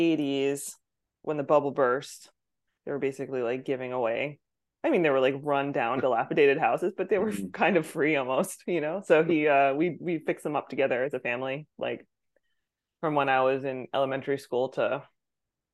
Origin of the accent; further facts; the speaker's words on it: Plymouth, New Hampshire, United States; I was born in New Hampshire, rural New Hampshire, Plymouth